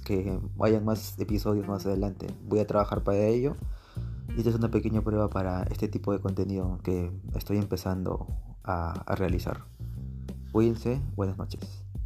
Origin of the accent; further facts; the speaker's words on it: Peru; mi país, aquí en Perú